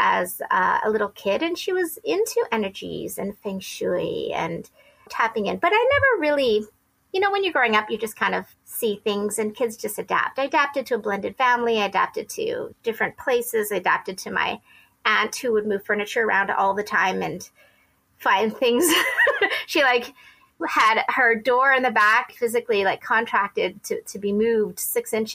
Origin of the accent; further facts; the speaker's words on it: Edmonton, Alberta, Canada; also born or lived in United States; I lived in various locations and settled back in Edmonton when I reached grade 2.